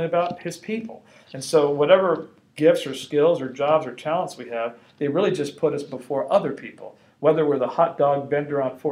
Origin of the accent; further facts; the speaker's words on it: Los Angeles, California, United States; I grew up in Los Angeles, you know, going to the Catholic Church